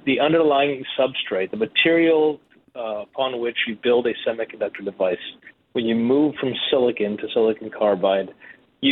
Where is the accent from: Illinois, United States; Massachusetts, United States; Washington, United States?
Massachusetts, United States; Boston; I grew up in Boston.